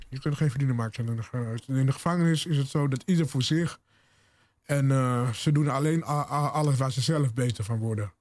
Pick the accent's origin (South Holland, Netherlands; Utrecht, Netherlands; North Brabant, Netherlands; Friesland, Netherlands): Utrecht, Netherlands; Bunschoten-Spakenburg; moved away; also born or lived in Zutphen / Zwolle; waar ik vandaan kwam, Bunschoten, Spakenburg